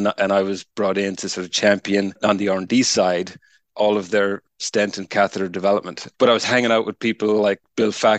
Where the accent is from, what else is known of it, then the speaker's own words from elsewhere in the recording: Ireland; moved away; I'm Irish, started life as a materials scientist back in the University of Limerick in Ireland.